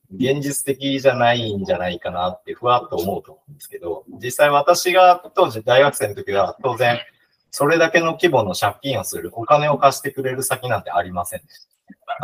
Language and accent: Japanese; Hiroshima, Japan; now in Toyama, Japan; 広島県出身なんですが